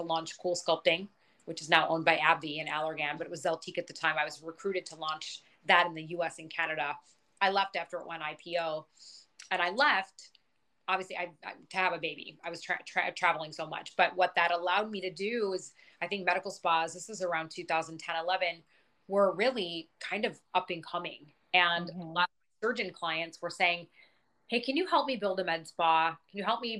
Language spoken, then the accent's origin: English; Michigan, United States; I'm from Michigan